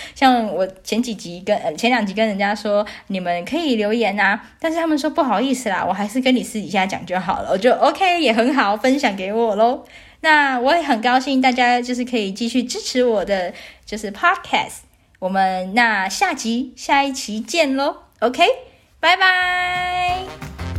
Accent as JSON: {"language": "Chinese", "country": "Taiwan", "tie": "born or raised there", "moved": "as an adult", "lives_now": "Vancouver, Canada", "said": "毕竟我也是台湾人，从小到大也都吃台湾口肉酱长大"}